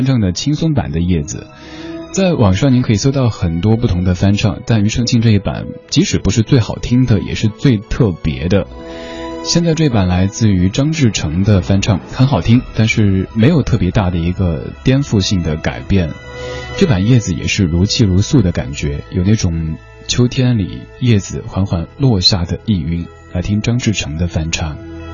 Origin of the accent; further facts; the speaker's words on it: Chengdu, Sichuan, China; 我的家乡成都